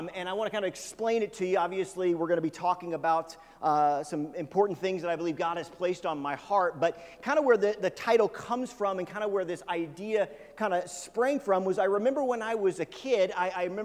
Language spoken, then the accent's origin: English; Kansas City, Missouri, United States; I grew up in Kansas City, which is on the Missouri side of Kansas City.